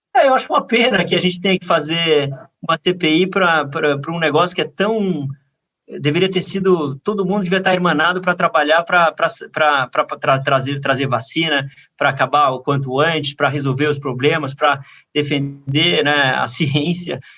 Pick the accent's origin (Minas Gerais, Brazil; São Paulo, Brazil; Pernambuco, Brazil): São Paulo, Brazil; Eu sou paulistano apaixonado